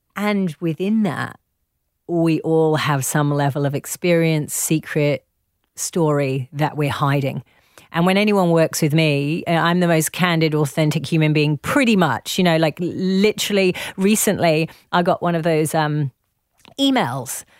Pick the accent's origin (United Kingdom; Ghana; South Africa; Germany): United Kingdom; accent: posh; also born or lived in Leeds; my posh little accent